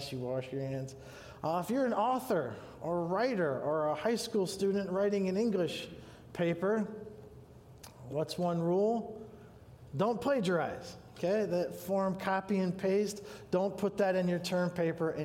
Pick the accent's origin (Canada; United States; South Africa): United States; Sandusky, Ohio; now in Grand Haven, United States; I was born in Sandusky, Ohio, so if you've been to Cedar Point, that's where my parents live